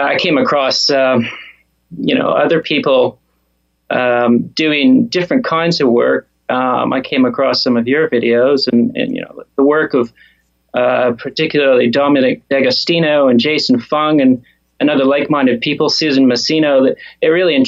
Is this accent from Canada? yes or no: yes; Canada; moved away as an adult; also born or lived in Australia; I'm from Canada and I trained in Australia